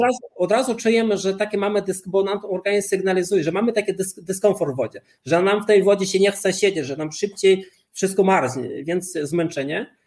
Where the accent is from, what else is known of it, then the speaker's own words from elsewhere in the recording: Lithuania; moved away; Ja urodziłem się na Litwie i chciano mnie zabrać do wojska radzieckiego